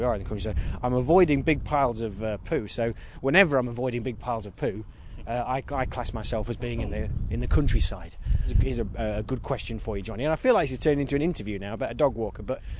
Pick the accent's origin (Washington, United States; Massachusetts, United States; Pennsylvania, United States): Massachusetts, United States; Boston; born there; This isn't like when you revealed that I was born in Boston, that kind of thing.